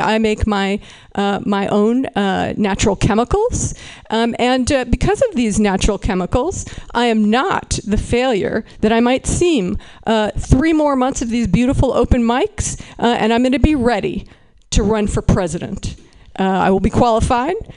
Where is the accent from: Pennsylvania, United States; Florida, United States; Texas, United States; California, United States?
California, United States; Berkeley; I am from Berkeley, California